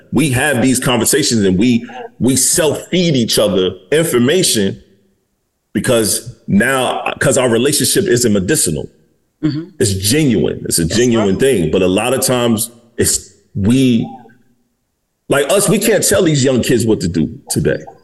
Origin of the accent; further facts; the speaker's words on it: Detroit, Michigan, United States; I'm from Detroit, Michigan